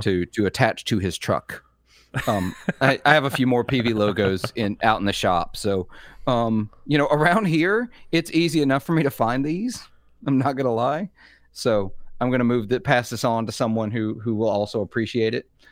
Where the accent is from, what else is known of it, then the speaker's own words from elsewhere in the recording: Mississippi, United States; I am from Mississippi.